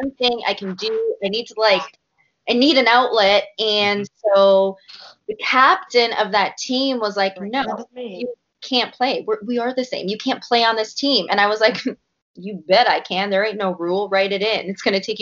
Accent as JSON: {"language": "English", "country": "Canada", "said": "a Canadian myself"}